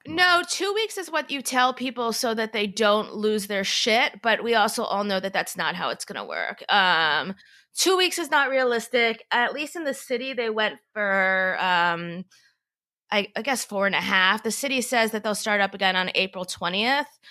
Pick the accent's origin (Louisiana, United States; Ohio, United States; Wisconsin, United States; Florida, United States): Florida, United States; now in New York, United States; I'm from Florida